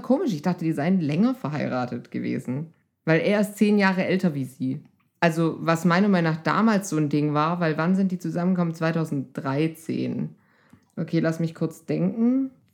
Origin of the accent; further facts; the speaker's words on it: Swabia, Germany; ich bin Schwäbin